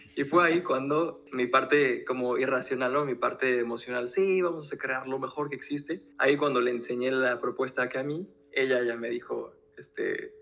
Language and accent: Spanish; Mexico; moved away as an adult; now in France; yo nací en México, ahora vivimos en Francia